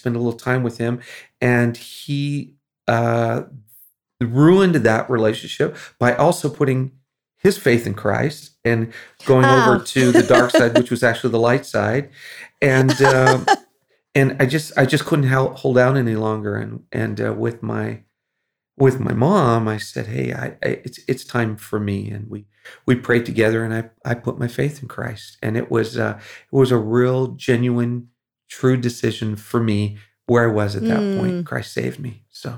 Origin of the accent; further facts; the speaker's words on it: Philippines; Well, it was growing up in the Philippines. The reason we were there was because my parents were missionaries